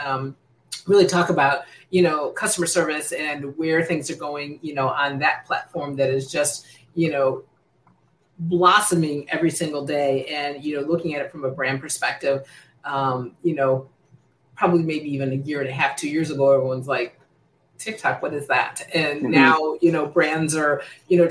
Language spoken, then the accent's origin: English; United States; now in Secaucus, United States; I'm originally born and raised in the Chicago, Indiana area